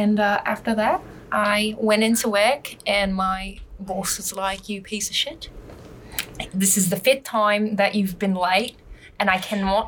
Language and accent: English; Queensland, Australia; I'm from Queensland. They're like, that's not even real.